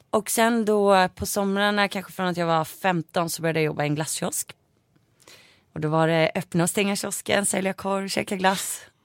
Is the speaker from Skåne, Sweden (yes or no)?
no; Saltsjöbaden, Stockholm County, Sweden; i Saltis, det eh, där jag är uppvuxen